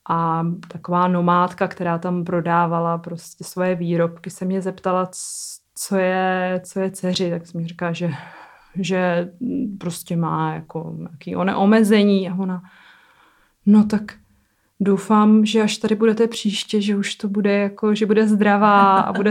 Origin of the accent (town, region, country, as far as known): Czechia